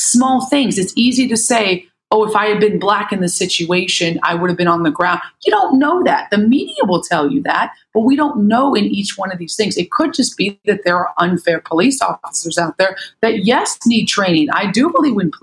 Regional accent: United States; I'm American

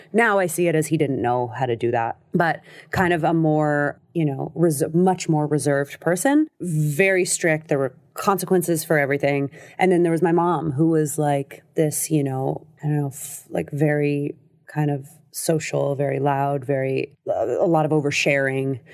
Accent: Los Angeles, California, United States; also born or lived in New York / France; I grew up in L

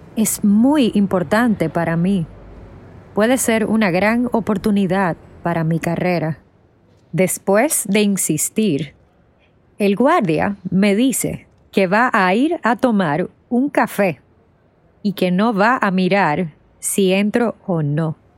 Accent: Dominican Republic; moved away as an adult; now in New York, United States; Soy de la República Dominicana, pero desde 2016 vivo en Nueva York

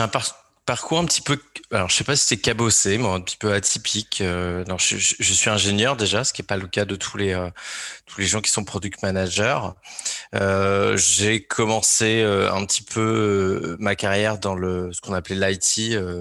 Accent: Alençon, Normandy, France; je suis originaire de Normandie, d'Alençon pour être précis

